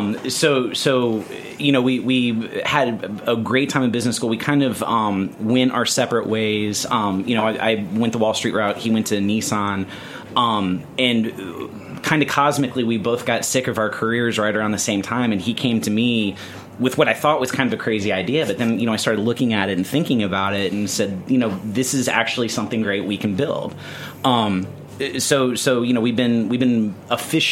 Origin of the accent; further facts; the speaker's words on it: the South, United States; now in New York City, United States; I grew up in the South